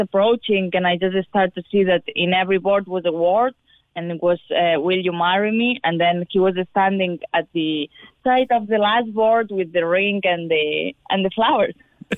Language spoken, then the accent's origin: English; Barcelona, Catalonia, Spain; From Barcelona, Spain.